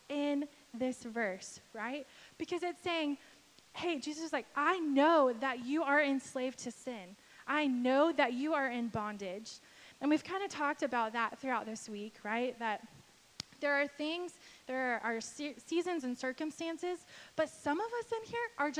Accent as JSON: {"language": "English", "region": "Texas", "country": "United States", "tie": "born or raised there", "said": "I'm from Texas"}